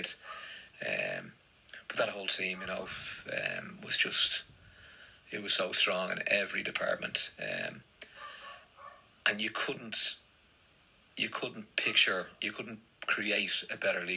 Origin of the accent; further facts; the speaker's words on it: Dublin, Leinster, Ireland; moved away; I was probably the only Celtic fan in my school growing up in Dublin